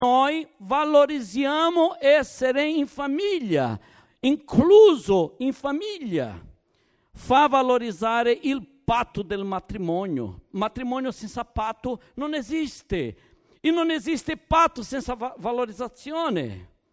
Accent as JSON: {"language": "Italian", "country": "Brazil", "also_born_or_lived": "Naples, Italy", "second_language": "Italian", "moved": "yes", "lives_now": "Turin, Italy"}